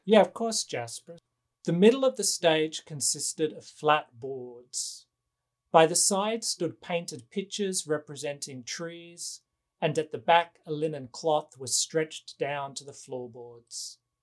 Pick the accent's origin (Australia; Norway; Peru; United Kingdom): Australia; now in Los Angeles, United States; I am an American citizen, but I was born in Australia